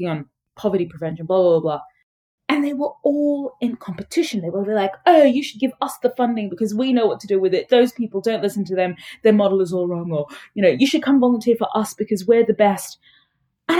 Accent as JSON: {"language": "English", "town": "Brisbane", "region": "Queensland", "country": "Australia", "tie": "born or raised there", "also_born_or_lived": "Sudan", "said": "My family migrated to a small-ish city in Australia called Brisbane."}